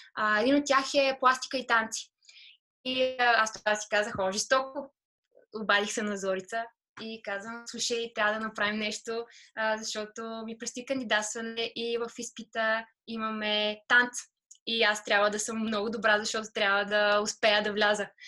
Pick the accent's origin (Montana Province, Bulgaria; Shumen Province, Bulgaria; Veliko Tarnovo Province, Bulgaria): Veliko Tarnovo Province, Bulgaria; Veliko Tarnovo; first language Bulgarian; moved away as an adult; also born or lived in Sofia; Аз съм от Велико Търново родом.